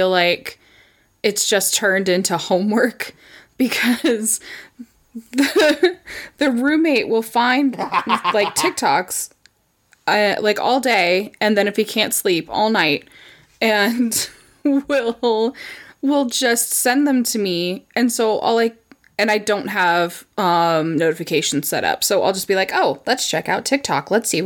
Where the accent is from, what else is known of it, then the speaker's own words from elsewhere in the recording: United States; I am such an American.